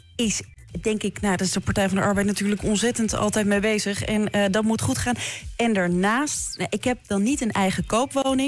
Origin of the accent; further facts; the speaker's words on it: Amsterdam, North Holland, Netherlands; moved away as an adult; now in Leiden, Netherlands; toen ik opgroeide in Amsterdam Zuidoost